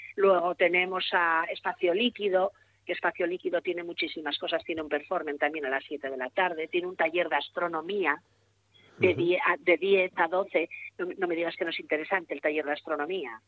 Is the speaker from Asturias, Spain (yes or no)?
yes; Gijón, Asturias, Spain; soy de Gijón, nacido en Gijón, vivo en Gijón y todo Gijón